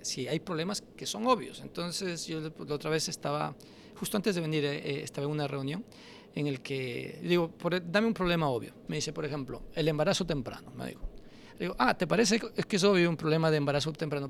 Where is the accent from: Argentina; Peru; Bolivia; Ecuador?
Ecuador; Quito, Pichincha; yo crecí en Toctiuco